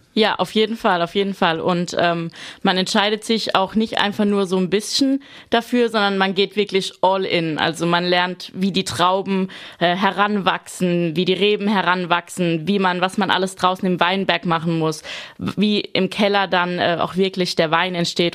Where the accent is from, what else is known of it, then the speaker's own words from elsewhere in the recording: Rhineland-Palatinate, Germany; als ich klein war, ein paar Rebzeilen bei uns im Garten vom Opa und vom Uropa